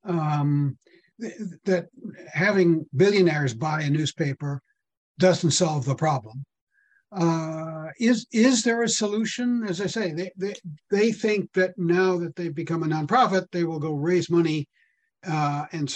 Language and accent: English; Northwestern Connecticut, United States; also born or lived in Boston, Massachusetts; now in San Francisco area, United States; I grew up in Northwestern Connecticut.